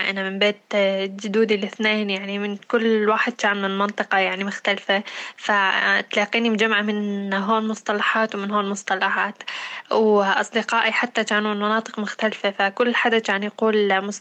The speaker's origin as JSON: {"language": "Arabic", "town": "Deir ez-Zor", "region": "Deir ez-Zor Governorate", "country": "Syria", "accent": "Deiri", "said": "يعني اغلب الناس تشوف اني انا من الدير يعني بحال يحبون انه احكي بلغتي يقولوا لي لا تغيرينها خلاص انت احكي مثل لهجه اهل الدير"}